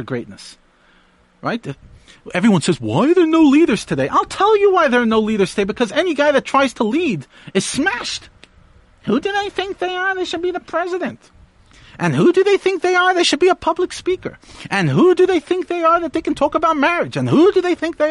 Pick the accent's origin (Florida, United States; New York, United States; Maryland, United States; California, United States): New York, United States; I grew up in New York